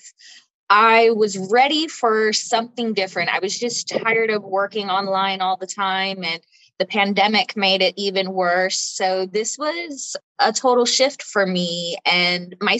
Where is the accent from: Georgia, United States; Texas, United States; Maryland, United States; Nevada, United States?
Texas, United States; Austin; I am from Austin, Texas